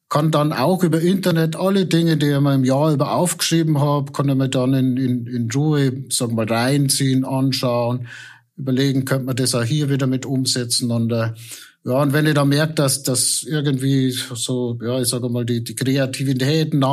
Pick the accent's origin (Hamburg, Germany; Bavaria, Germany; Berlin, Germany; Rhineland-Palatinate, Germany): Bavaria, Germany; Bad Birnbach; Da, wo ich herkomme, genau in Bad Birnbach